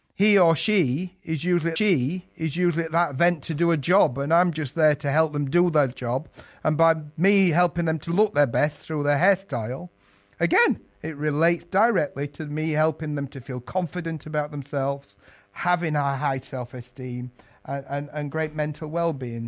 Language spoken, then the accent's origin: English; Yorkshire and the Humber, United Kingdom; moved away as an adult; now in London, United Kingdom; I was an apprentice in my native Yorkshire. If you detected my accent, London's been home for most of my working life